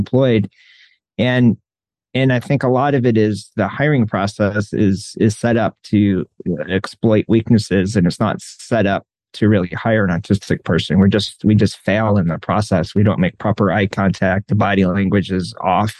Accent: New York, United States; moved away; I grew up in New York and we had a like Catholic influence.

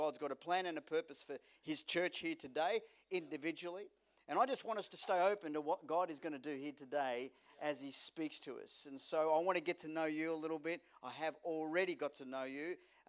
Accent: Melbourne, Victoria, Australia; born there; she was born in England, I was born in Melbourne

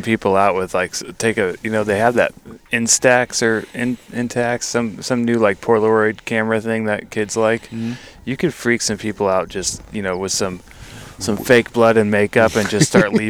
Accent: Yuba Sutter area, California, United States; When I was growing up in the Yuba Sutter area

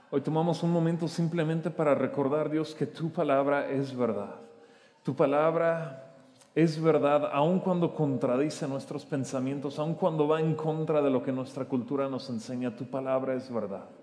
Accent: Oaxaca, Mexico; born there; Yo nací en Oaxaca, ¿cómo ven? casi nadie me cree cuando hago esto. Yo pudiera sacar mi IFE y comprobarles que yo nací en Oaxaca. Em, pero es curioso, estoy en mi tierra natal

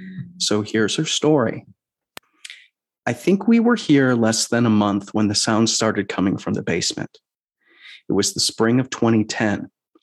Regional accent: Chicago, Illinois, United States; now in Seattle, United States; my hometown, Chicago. Seattle, don't get me wrong, I love you very much, but we can't deny that I am Chicagoan.

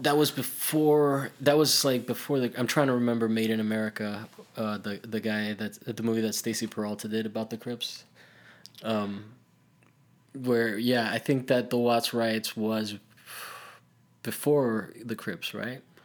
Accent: Italy; I grew up in Italy

